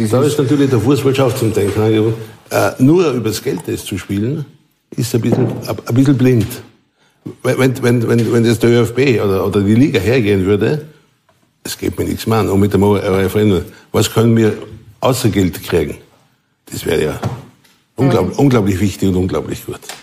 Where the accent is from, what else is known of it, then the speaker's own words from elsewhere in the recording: Vorarlberg, Austria; Ich bin in Vorarlberg aufgewachsen, lebe auch nach wie vor dort